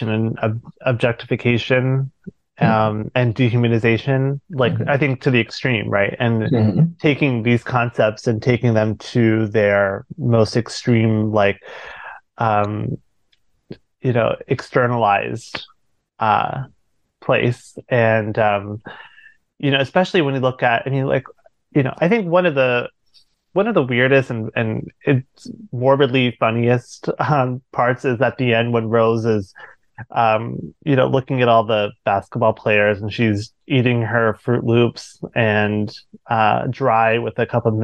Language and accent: English; Maryland, United States; I'm from Maryland